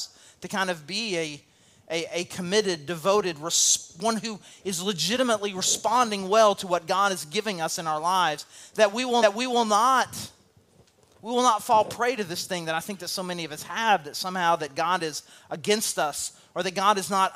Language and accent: English; El Dorado, Arkansas, United States; moved away; also born or lived in St. Louis / Cabot; I came from El Dorado, Arkansas, population 20,000 people